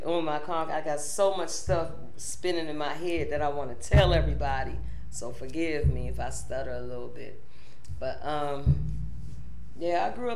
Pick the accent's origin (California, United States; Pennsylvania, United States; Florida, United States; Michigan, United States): Pennsylvania, United States; Pittsburgh; I'm born and raised in Pittsburgh, St. Clair Village